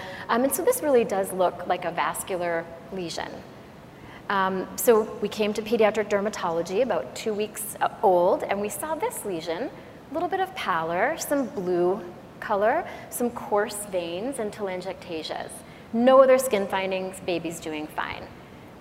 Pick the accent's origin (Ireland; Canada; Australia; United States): Canada; I'm Canadian, so I speak a little bit of French